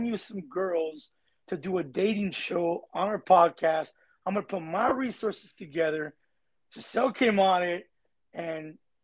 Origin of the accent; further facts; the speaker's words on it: Artesia, California, United States; also born or lived in Norwalk, California; I grew up in a little hood named Barrio Chivas in the city of Artesia, and then I moved to Norwalk